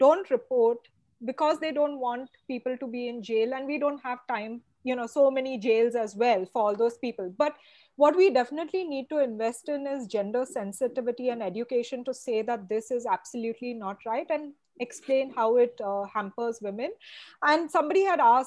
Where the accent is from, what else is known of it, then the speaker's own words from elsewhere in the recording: Goa, India; also born or lived in Bombay; now in Mumbai, India; I'm also from Goa